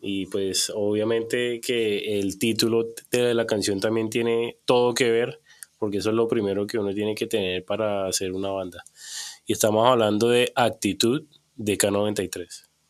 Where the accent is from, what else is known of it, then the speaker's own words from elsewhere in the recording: Cartagena, Bolívar, Colombia; yo crecí en Cartagena